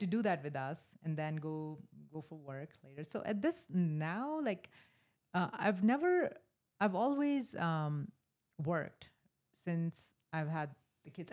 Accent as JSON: {"language": "English", "region": "rural North India", "country": "India", "tie": "born or raised there", "moved": "yes", "said": "I was born in a small town in rural North India"}